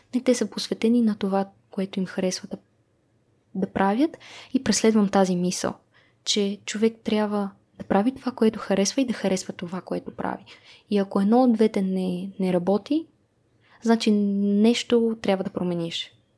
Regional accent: Sofia, Sofia City, Bulgaria; родена и израснала в София

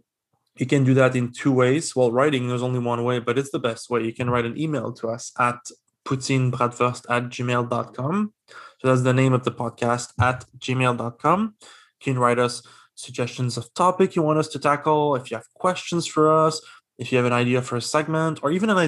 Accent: Quebec, Canada

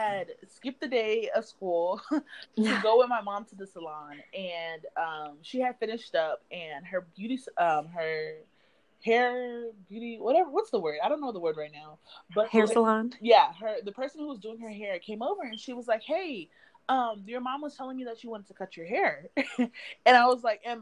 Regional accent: Phoenix, Arizona, United States; I am from Phoenix, Arizona. I was born and raised here

